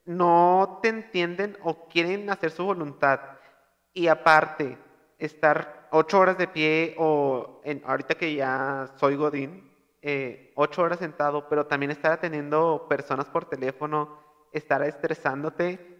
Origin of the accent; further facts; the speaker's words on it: Monterrey, Nuevo León, Mexico; accent: regio; yo soy regio